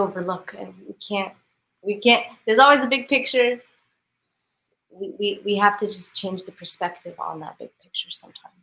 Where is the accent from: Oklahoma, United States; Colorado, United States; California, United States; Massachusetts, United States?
Colorado, United States; Denver; moved away as an adult; now in Houston, United States; I'm born and raised in Denver. So mm-hmm. I'm from the mountains